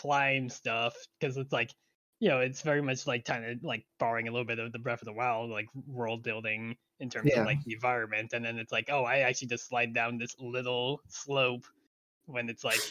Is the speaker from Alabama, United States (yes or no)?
no; Long Island, New York, United States; I grew up on Long Island